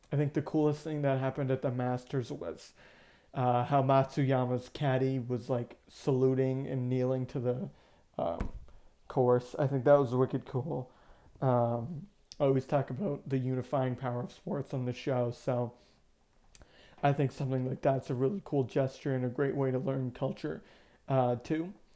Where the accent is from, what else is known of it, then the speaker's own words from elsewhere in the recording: Maine, United States; growing up in Maine, I was a kid